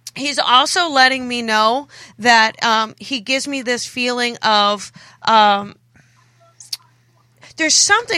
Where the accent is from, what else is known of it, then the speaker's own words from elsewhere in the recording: New Jersey, United States; You know, I'm from New Jersey. I'm from South Jersey. South Jersey